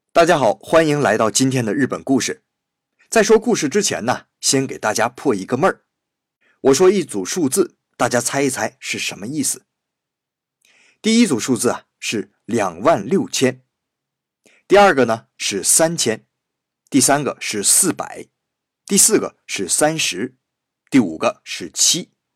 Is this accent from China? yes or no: yes; China; 按照我们中国人的想法